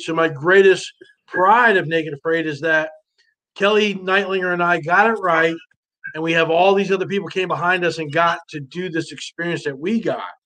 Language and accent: English; New Jersey, United States; moved away; I grew up in North Jersey, kind of a tough neighborhood